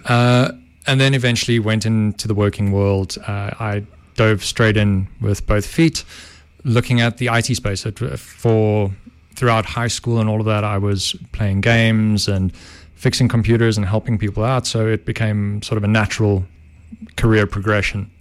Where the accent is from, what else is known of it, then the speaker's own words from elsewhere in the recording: Benoni, Gauteng, South Africa; Benoni, born and bred